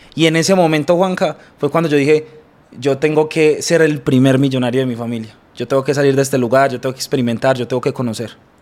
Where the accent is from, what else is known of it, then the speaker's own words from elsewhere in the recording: Bello, Antioquia, Colombia; yo vengo de un municipio de acá de la ciudad de Medellín y es un municipio que se llama Bello.